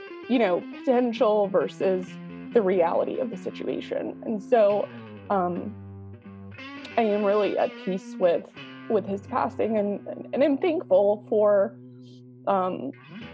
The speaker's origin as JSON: {"language": "English", "town": "Marietta", "region": "Georgia", "country": "United States", "tie": "born or raised there", "also_born_or_lived": "Atlanta, Georgia", "said": "I was born in Atlanta, and my dad is from Atlanta. My mom is from Florida, but she went to nursing school in Atlanta, and that's where they met. And we moved to the suburbs of Atlanta, which is Marietta is a suburb of Atlanta. When I was a young kid, I started kindergarten in Marietta and went from kindergarten all the way through 12th grade in the same school system"}